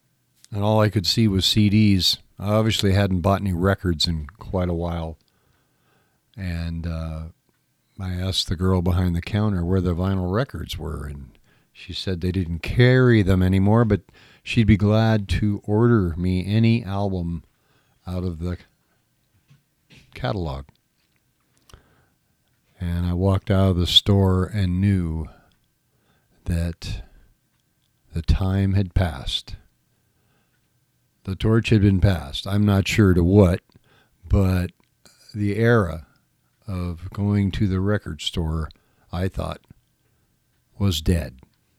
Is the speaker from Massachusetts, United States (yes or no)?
no; Whittier, California, United States; Growing up in Southern California, growing up in the city of Whittier, we had our very own Lovells.